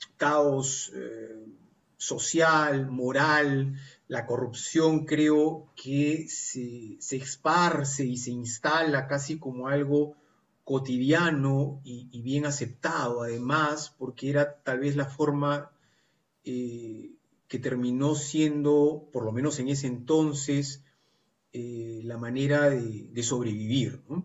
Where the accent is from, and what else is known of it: Peru